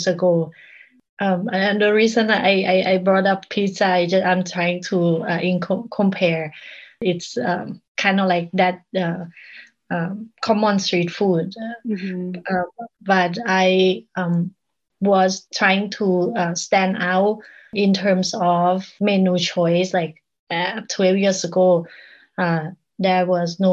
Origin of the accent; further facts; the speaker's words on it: Bangkok, Thailand; English is a second language; moved away as an adult; now in Portland, United States; I grew up in Bangkok